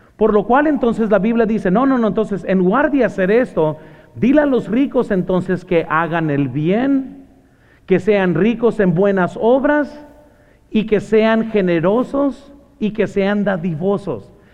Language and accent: Spanish; Mexico; moved away; also born or lived in Morgan Hill; soy mexicano